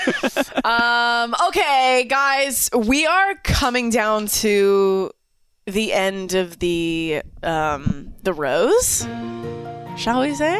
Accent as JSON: {"language": "English", "country": "Canada", "said": "I'm from Canada"}